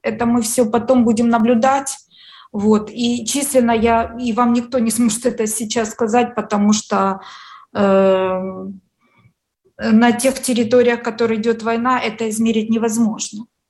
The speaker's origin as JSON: {"language": "Russian", "country": "Ukraine", "said": "вот я русскоязычный человек, украинка"}